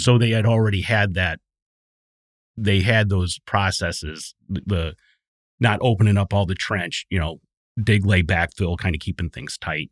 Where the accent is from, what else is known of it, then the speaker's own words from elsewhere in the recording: southeastern Wisconsin, United States; southeastern Wisconsin. Um, I grew up there